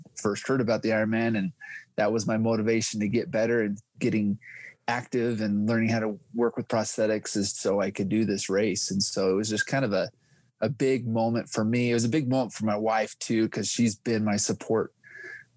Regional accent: Utah, United States; I am from Utah, 37 years old, four kids

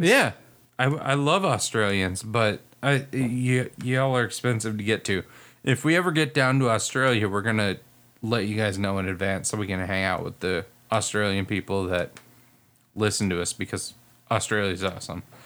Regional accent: United States; I'm American

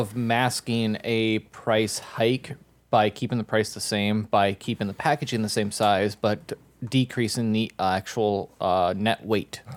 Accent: Minnesota, United States; I'm from Minnesota

